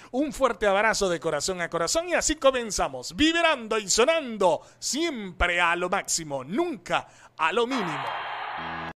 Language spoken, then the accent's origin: Spanish; Coro, Falcón, Venezuela; coro Estado Falcón, Venezuela, I am from